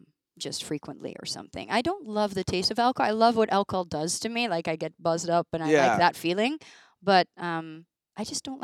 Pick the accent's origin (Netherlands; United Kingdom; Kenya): Netherlands; Rotterdam, South Holland; I'm from Rotterdam.